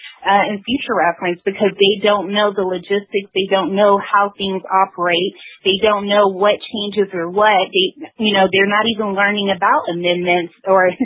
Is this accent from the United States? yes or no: yes; the South, United States; I'm from the South, and here we do have, you know, the history of the Civil War, the Confederacy